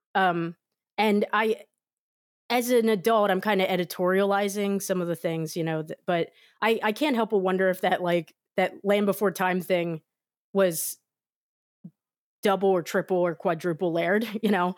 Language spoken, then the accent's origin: English; United States